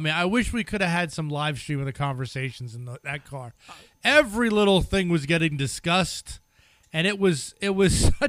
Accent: Denmark; English is a second language; look, I am from Denmark. I'm a Danish.

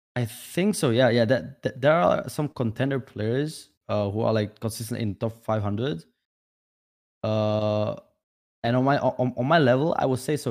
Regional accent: Vietnam; English is a second language; now in Czech Republic; I was born in Vietnam, uh, and I was living in village with my grandma

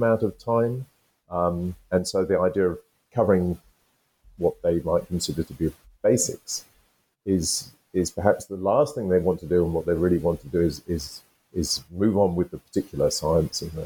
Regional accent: United Kingdom; I'm British, I'm from the UK

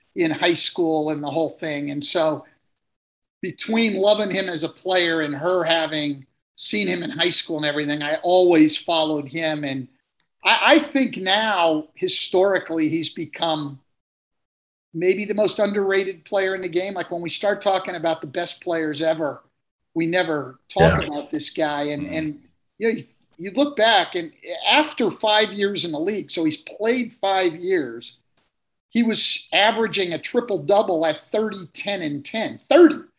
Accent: Bay Area, California, United States; I grew up in the Bay Area

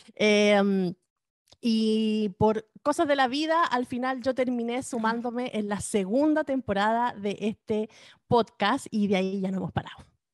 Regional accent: Chile; now in California, United States; somos dos chilenas que vivimos acá en California

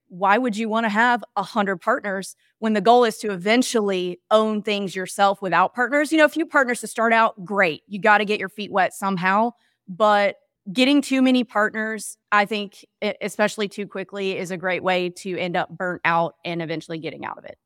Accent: Mississippi, United States; grew up in an area that visited both of those markets all the time when I was a kid. I'm from Mississippi

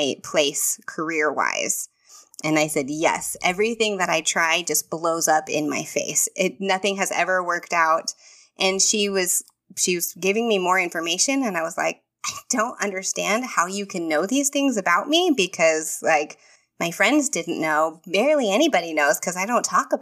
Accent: Texas, United States; moved away as an adult; now in Florida, United States; I am from Texas, and I've lived in Texas my whole life.

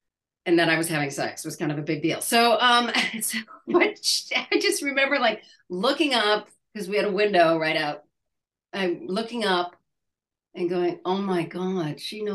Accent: Midwest, United States; moved away; I'm from the Midwest.

